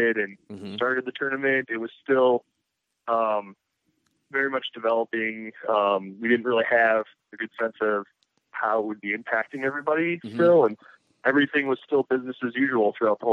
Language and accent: English; Wisconsin, United States; now in Denver, United States; I'm originally from the Midwest in Wisconsin, and I grew up in that area